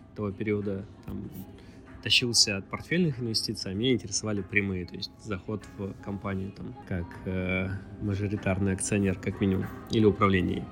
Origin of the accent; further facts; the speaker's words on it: Vladivostok, Primorsky Krai, Russia; Я из Владивостока